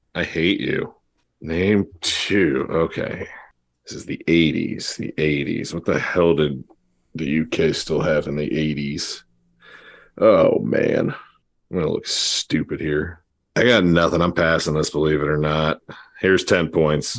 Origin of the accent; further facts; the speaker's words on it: New Jersey, United States; I'm from New Jersey.